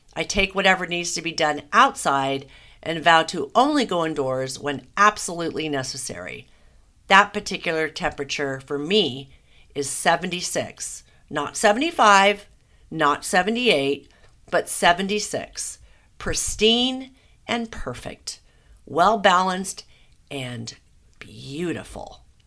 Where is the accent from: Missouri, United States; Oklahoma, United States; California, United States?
California, United States; Southern; born and raised in Southern California